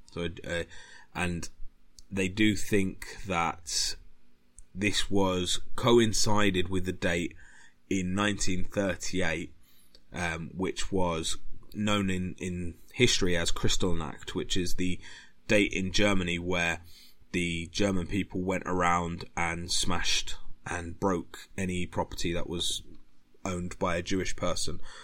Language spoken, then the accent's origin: English; United Kingdom; being British